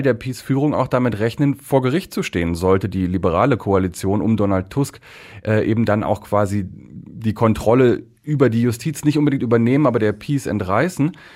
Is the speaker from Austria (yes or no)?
no; Germany; now in Poland; ich bin ein Deutscher, ich bin ein deutscher Journalist, Vertreter der ARD hier in Polen